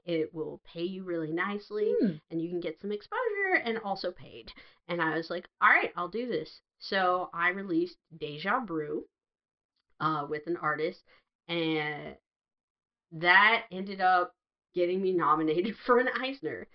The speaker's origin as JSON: {"language": "English", "country": "United States", "tie": "born or raised there", "said": "growing up in America in like the 90s and 80s"}